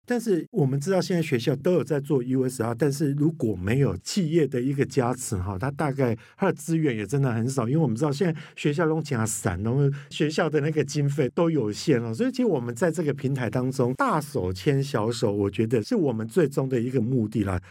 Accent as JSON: {"language": "Chinese", "town": "Kaohsiung", "country": "Taiwan", "tie": "born or raised there", "said": "寿山动物园，我跟你讲到我的故乡欸"}